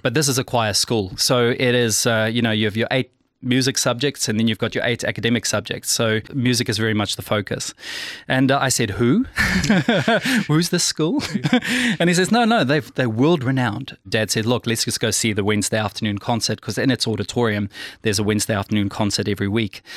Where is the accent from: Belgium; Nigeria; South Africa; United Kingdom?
South Africa; Pretoria, Gauteng; I'm South African, born and bred from Pretoria